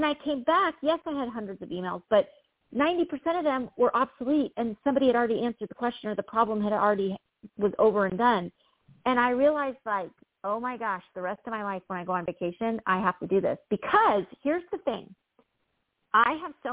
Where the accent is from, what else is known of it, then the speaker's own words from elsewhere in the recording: Midwest, United States; I've had this kind of farmer mentality growing up in the Midwest